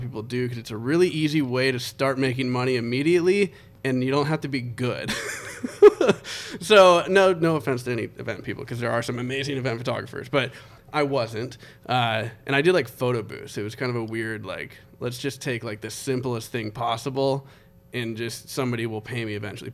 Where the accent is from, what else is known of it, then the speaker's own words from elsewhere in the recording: Connecticut, United States; I was born in Connecticut on a submarine base